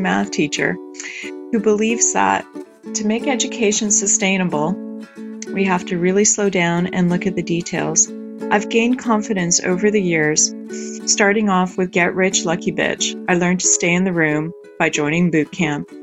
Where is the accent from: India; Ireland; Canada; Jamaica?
Canada; now in Paris, France; I am a Canadian-born, Polish Ukrainian, now living in Paris